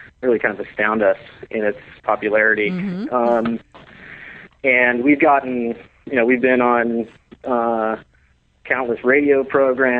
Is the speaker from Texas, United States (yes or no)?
no; Newport Beach, California, United States; I grew up in Newport Beach, California